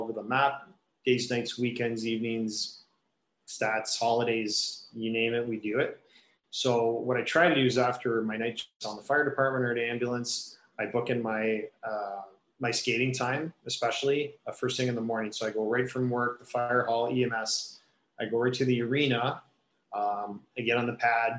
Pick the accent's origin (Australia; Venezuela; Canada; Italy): Canada; Kitchener, Ontario; growing up in Kitchener, about an hour west of here, played all my minor hockey in Kitchener